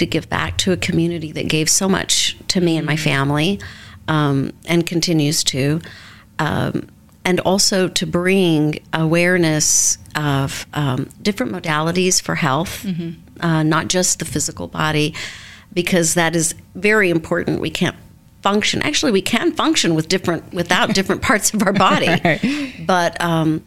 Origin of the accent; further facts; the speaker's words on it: Oklahoma City, Oklahoma, United States; moved away as an adult; also born or lived in Norman, Oklahoma / Dallas, Texas / New York City; now in Westfield, United States; I grew up in Oklahoma City. I lived there my entire life, went to college there in Norman, Oklahoma, and then moved to Dallas